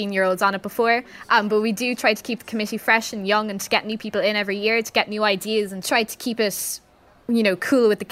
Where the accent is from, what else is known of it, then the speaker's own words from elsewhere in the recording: Waterford, Munster, Ireland; I'm from Waterford.